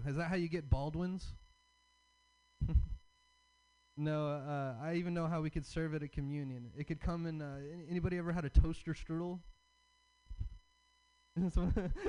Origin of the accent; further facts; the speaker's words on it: the South, United States; I'm from the South. I have a Southern dad and I have a hippie mom